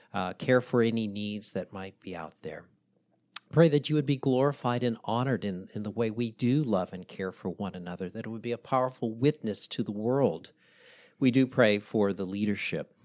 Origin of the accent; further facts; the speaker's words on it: the South, United States; I'm married to a Southern gal. We're from the South